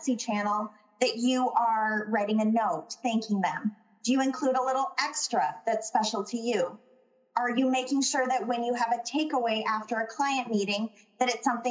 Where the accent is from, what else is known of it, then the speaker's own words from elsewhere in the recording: Minnesota, United States; especially as a Minnesotan